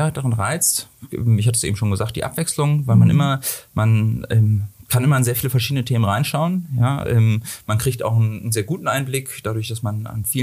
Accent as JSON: {"language": "German", "region": "Hamburg", "country": "Germany", "said": "Äh, eigentlich komme ich aus Hamburg ähm, und ähm, die, äh, ich genau bin dann zum Studium hierher gekommen"}